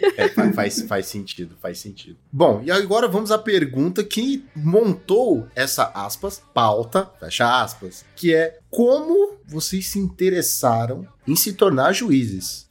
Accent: Brazil; eu sou brasileiro

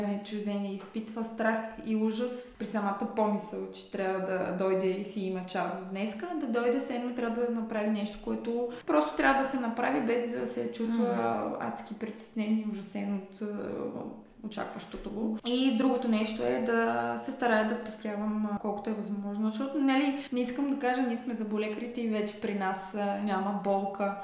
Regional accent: North Macedonia; moved away as an adult; now in Sofia, Bulgaria; по происход съм от Македония

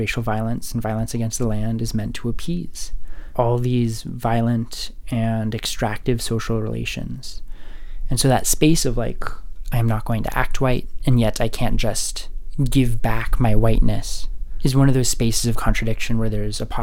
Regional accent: Rocky Mountains, United States; I spent Sundays on hikes with my family up in the Rocky Mountains, which gave me a sense of awe. And then growing up there

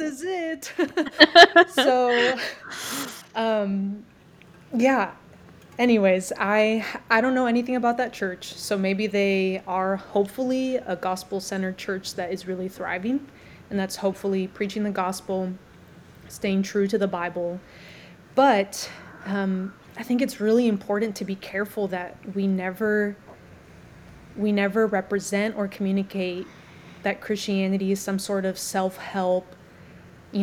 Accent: United States; now in Louisville, United States; being an American

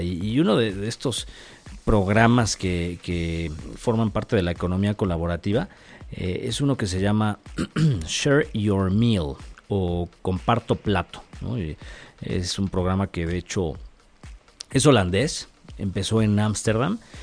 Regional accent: Mexico; siendo mexicano

